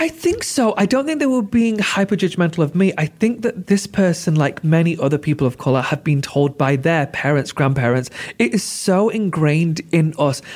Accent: United Kingdom; I'm such a proud Brit

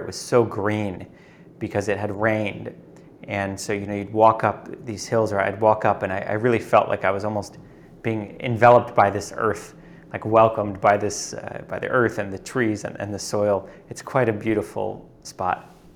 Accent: New York City, New York, United States; moved away as an adult; also born or lived in Uruguay; I grew up in New York City

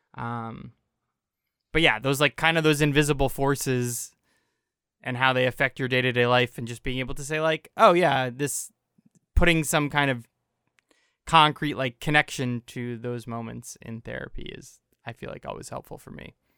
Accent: United States; I grew up in America versus Guatemala

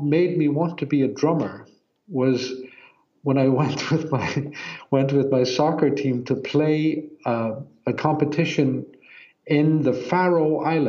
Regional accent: Iceland; also born or lived in Norway / New York; I was born in Norway and then I lived a few years in Iceland and then I moved to New York and lived there for a few years. And then I moved back, and I moved back when I was about 10.

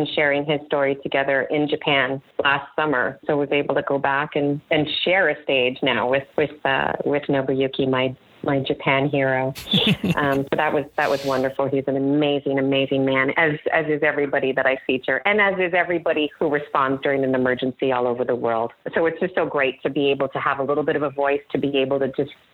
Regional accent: Canada; moved away as an adult; now in United States; I am technically Canadian, even though I spent most of my time in the U.S. the last several years

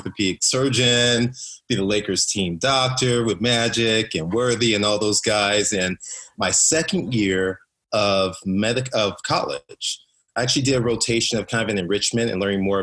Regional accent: Compton, California, United States; I grew up in Compton, which is in South Central Los Angeles.

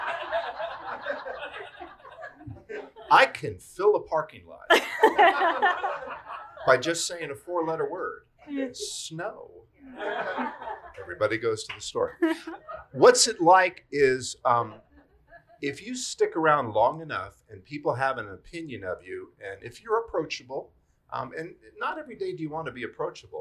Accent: United States; now in Roanoke, United States; I was born just outside of Washington, D.C.

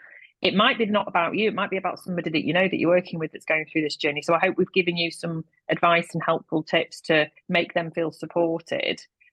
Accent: Manchester, North West England, United Kingdom; yeah, well, I'm from Manchester.

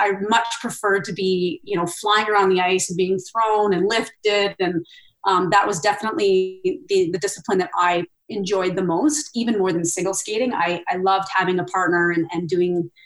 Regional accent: Red Deer, Alberta, Canada; we had these outdoor arenas in all the communities in Red Deer growing up

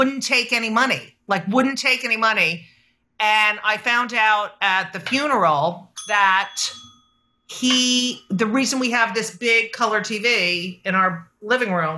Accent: New Jersey, United States; also born or lived in New York; I grew up in New Jersey

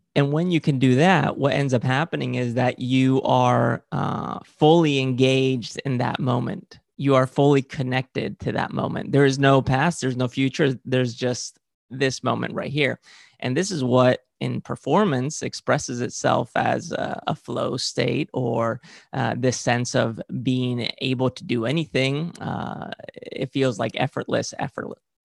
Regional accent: Valencian Community, Spain; I grew up in Spain and, uh, specifically in, in the region of Valencia.

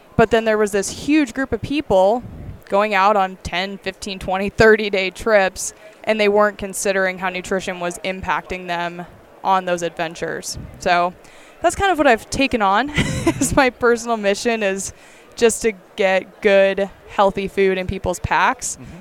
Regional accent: Bird Creek, Alaska, United States; also born or lived in Bellingham; I was born and raised in Bird Creek, Alaska, which is where I still call home today

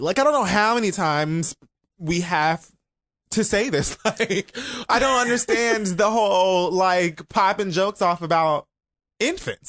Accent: Miami, Florida, United States; I'm from Miami

